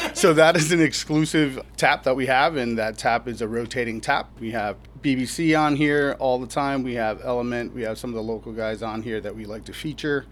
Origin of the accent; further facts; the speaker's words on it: Hawaii, United States; moved away as an adult; now in Deerfield, United States; I'm originally from Hawaii